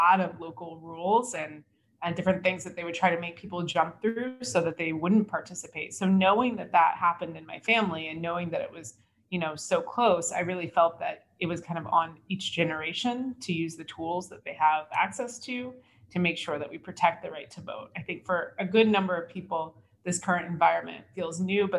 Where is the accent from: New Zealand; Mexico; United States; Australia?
United States; as an American